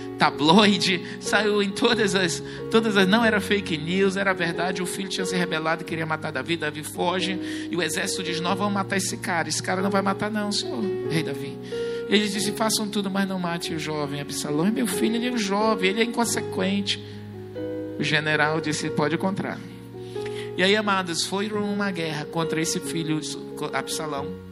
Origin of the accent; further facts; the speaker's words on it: Brazil; nós somos brasileiros